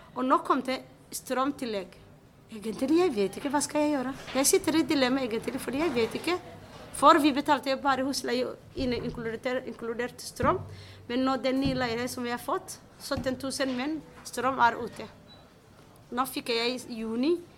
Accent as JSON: {"language": "Norwegian", "country": "Somalia", "second_language": "Norwegian", "moved": "yes", "lives_now": "Oslo, Norway", "said": "Jeg er fra Somalia. Og jeg har kommet til Norge i 1994"}